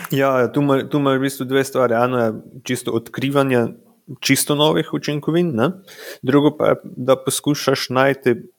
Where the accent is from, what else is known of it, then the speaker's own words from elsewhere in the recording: Radenci, Slovenia; now in Prekmurje, Slovenia; prihajam po rodu iz Radencev